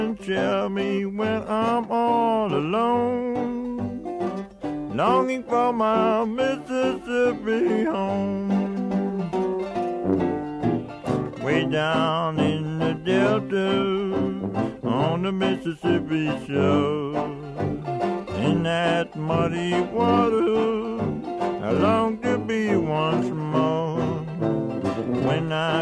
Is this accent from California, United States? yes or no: no; Mississippi Delta, United States; I'm from the Delta